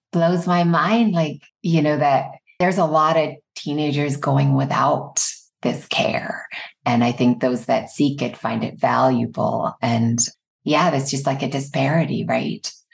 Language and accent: English; Ireland; moved away as an adult; now in United States; I grew up in Ireland.